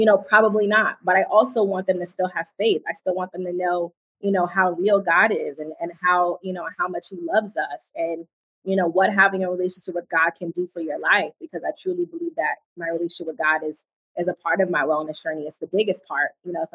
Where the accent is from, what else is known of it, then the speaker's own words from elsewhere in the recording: East Coast, United States; I'm from the East Coast